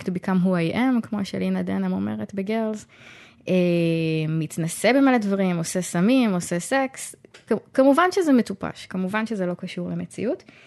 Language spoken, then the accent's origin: Hebrew; Tzoran, Central District, Israel; אני גדלתי בצורן, זה מקום שגורות בו רק משפחות מאוד מאוד הומוגניות